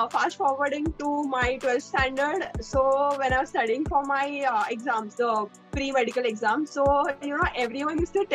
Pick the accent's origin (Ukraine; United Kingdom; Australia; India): India; Mumbai, Maharashtra; I'm from Mumbai, born and brought up in Mumbai